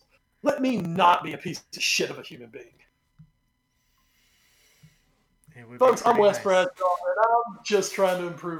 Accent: the South, United States; I'm from the South

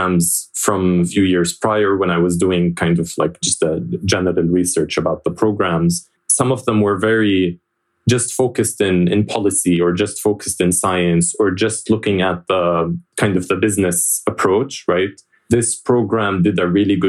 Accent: Jordan; moved away as an adult; I was born and raised in Jordan

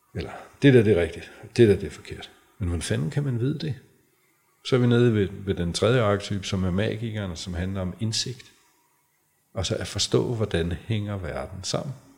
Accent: Græsted, Capital Region of Denmark, Denmark; nu er jeg jo fra Græsted, mm. øh, og den yngste af fire, det var dengang, der boede 700 mennesker, øh, da jeg blev født i Græsted

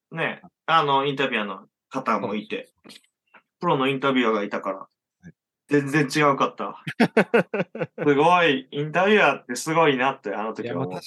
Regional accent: rural Hyogo Prefecture near Okayama, Japan; moved away; 兵庫県の岡山寄りの田舎出身

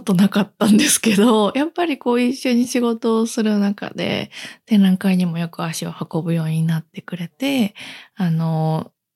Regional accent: Kansai, Japan; accent: Kansai dialect; みんなあの関西の出身なので関西弁であの定例のミーティングをしたりとか

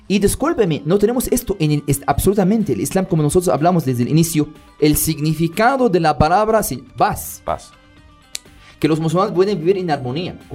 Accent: Middle East, Qatar; Spanish is a second language; La verdad, como soy árabe, soy del Medio Oriente, le quiero decir bienvenidas y bienvenidos a Qatar.

